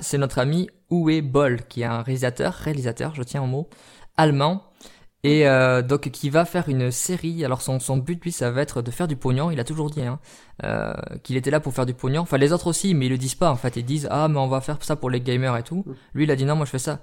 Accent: France; chez nous en France

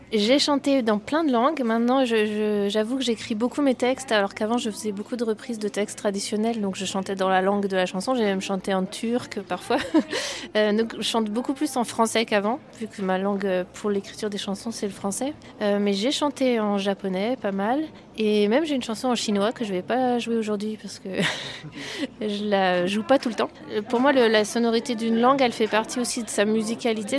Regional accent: Brittany, France; je suis née euh, en Bretagne et donc j'ai dans mes influences forcément un peu de musique celtique

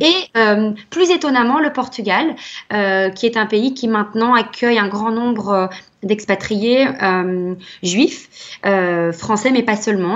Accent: Belgium; chez nous en Belgique

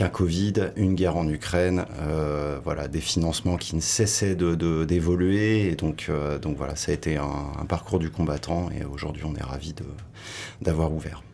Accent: Sables-d'Or-les-Pins, Brittany, France; moved away as an adult; also born or lived in Nantes / Paris; now in Hossegor, France; J'ai grandi en Bretagne au Cap Fréhel, petite ville de 60 habitants qui s'appelle Sable d'Or-les-Pins

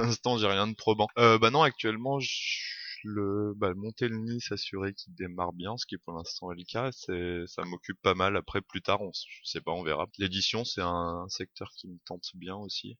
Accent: Grenoble, Auvergne-Rhône-Alpes, France; je viens de Rhône-Alpes, de Grenoble plus précisément

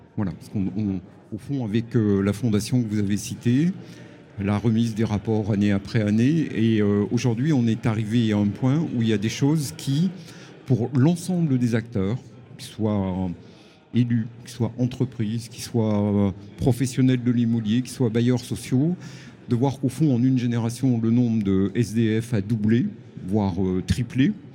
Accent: Chambéry, Auvergne-Rhône-Alpes, France; ma ville natale de Chambéry

